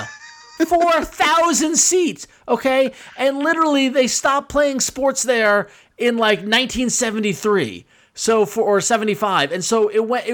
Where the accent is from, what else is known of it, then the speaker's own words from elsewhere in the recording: Long Island, New York, United States; Chris and I grew up on Long Island in the 80s